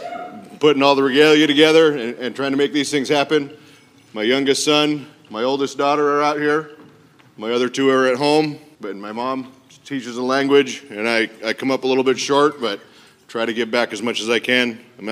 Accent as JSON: {"language": "English", "town": "Wrangell", "region": "Alaska", "country": "United States", "said": "I'm from Wrangell."}